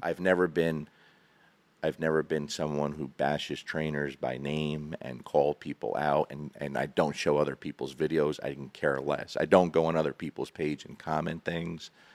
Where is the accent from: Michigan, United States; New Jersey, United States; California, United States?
New Jersey, United States; moved away as an adult; now in Kentucky, United States; I'm from New Jersey, born and raised